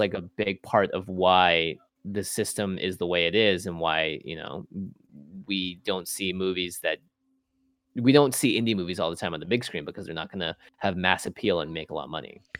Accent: Seattle, Washington, United States; born or raised there

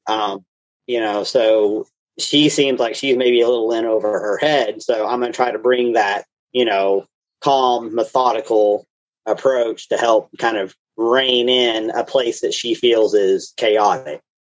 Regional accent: Knoxville, Tennessee, United States; I grew up here in the Knoxville area

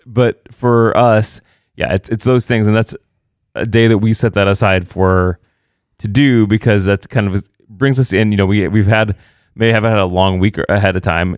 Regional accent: Indiana, United States; moved away; also born or lived in Illinois; I'm actually from Indiana

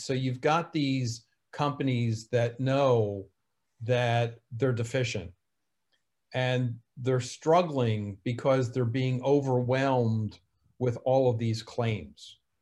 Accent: New Jersey, United States; accent: New Jersey; My New Jersey accent

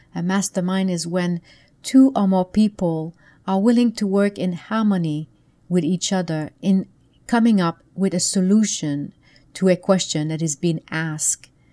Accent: Canada; moved away; back then I lived in Canada. I'm from Canada originally.

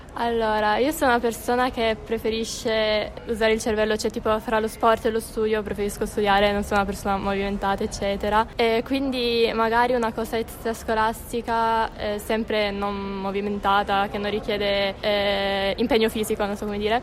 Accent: Collegno, Piedmont, Italy; anche io sono di Collegno

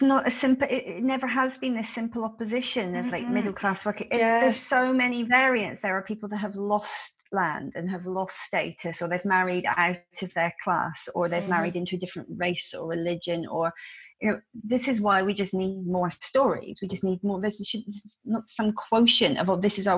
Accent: Devon, South West England, United Kingdom; It's slightly different in Devon. Some of our language patterns are different.

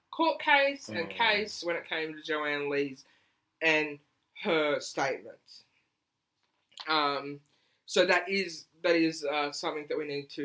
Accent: Australia; I'm an Aussie that does not like beer.

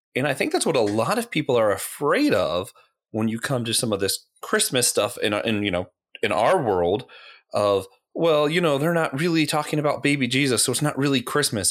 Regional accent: Florida, United States; moved away; also born or lived in Tennessee; I was born in Tennessee. I grew up in Florida.

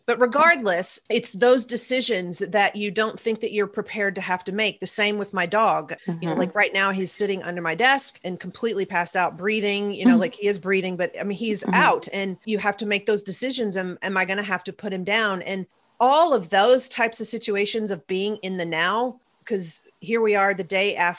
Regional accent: the South, United States; also born or lived in Nashville; I'm from the South.

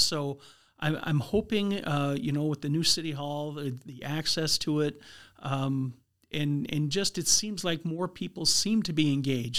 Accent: Minot, North Dakota, United States; also born or lived in Minneapolis; born and raised in Minot

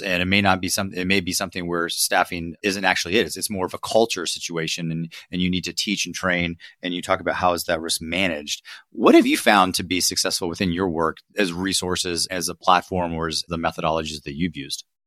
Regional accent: Ohio, United States; I'm from Ohio

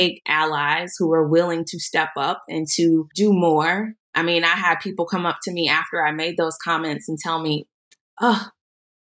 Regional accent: Tulsa, Oklahoma, United States; I grew up here in Tulsa. I went to public school

